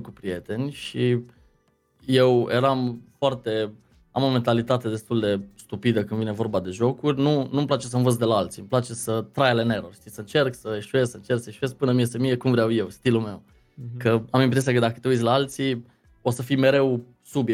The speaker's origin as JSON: {"language": "Romanian", "town": "Deva", "region": "Hunedoara County", "country": "Romania", "tie": "born or raised there", "also_born_or_lived": "Lebach, Germany / London, United Kingdom / Arad, Romania / Cluj-Napoca, Romania"}